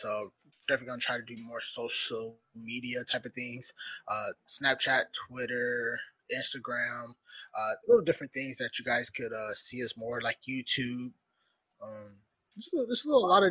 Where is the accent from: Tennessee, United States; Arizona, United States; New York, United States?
Arizona, United States; I am from Arizona. I am not built for the cold at all.